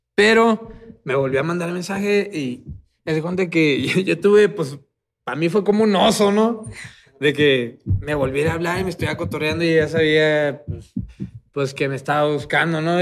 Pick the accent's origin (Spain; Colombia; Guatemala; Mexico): Mexico; Tijuana, Baja California; moved away; also born or lived in Guadalajara; yo soy de Tijuana. Yo viví en Guadalajara y, fui a un evento allá a mi tierra, Tijuana